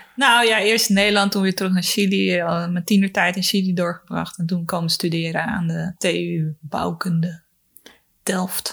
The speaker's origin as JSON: {"language": "Dutch", "country": "Mozambique", "tie": "born or raised there", "also_born_or_lived": "Chile", "moved": "yes", "said": "ik ben opgegroeid in Mozambique, in Afrika."}